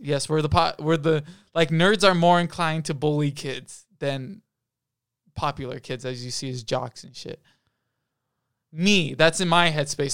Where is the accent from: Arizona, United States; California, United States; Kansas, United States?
Arizona, United States; Oracle; I live in Samoa, Arizona at the moment. I grew up in Oracle, Arizona